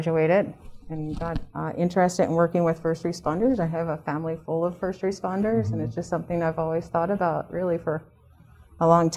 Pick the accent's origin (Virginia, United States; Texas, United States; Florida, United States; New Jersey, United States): New Jersey, United States; Camden; moved away as an adult; also born or lived in Philadelphia, Pennsylvania; now in Colorado, United States; raised in the suburbs of New Jersey, just outside of Philly